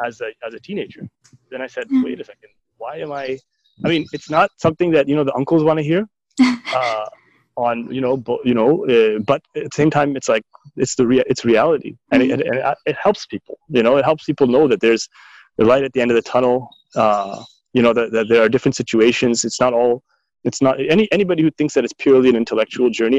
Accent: Markham, Ontario, Canada; moved away as an adult; also born or lived in Toronto, Canada / Jordan / Tarim, Yemen / Trinidad; was born and raised in Toronto, in North York to be exact, and then and spent my formative years in Markham in Ontario, Canada

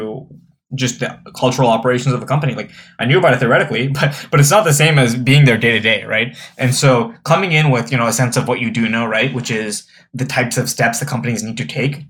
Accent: East Coast, United States; moved away as an adult; now in Cleveland, United States; I'm from the East Coast, as you are, right? Like I came to Cleveland to work at Jumpstart

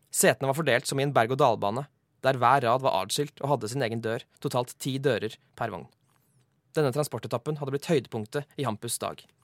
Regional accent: Oslo, Norway; Jeg vokste opp i Sumsgate.

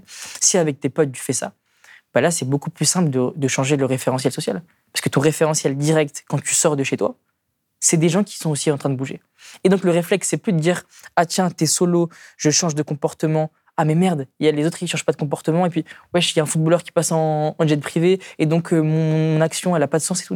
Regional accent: Strasbourg, Grand Est, France; là d'où je viens à Königshofen

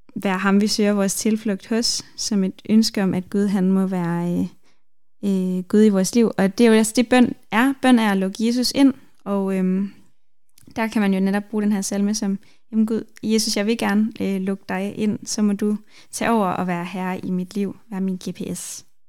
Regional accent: Denmark; jeg er vokset op i Danmark

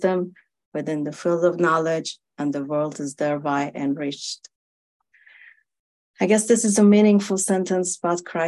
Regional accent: Iran; moved away; I was born in Iran, and I was only a child when the 1979 revolution happened.

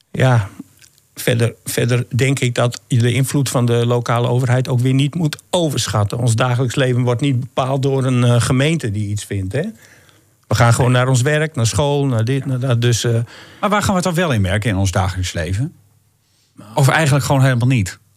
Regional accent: Groningen, Netherlands; Maar je vraagt van wat zullen we er in zijn totaliteit van merken als, Groning, ja, als Groningers.

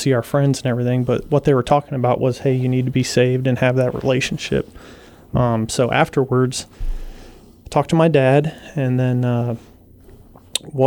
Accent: Virginia, United States; now in Guam; I grew up in Virginia

